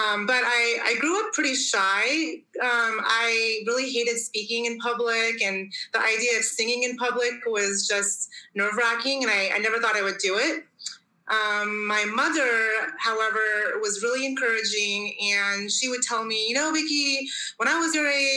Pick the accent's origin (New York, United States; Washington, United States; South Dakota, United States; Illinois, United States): Washington, United States; Tacoma; moved away as an adult; now in Switzerland; So I was born and raised in Tacoma, Washington, which is in the northwest corner of the United States.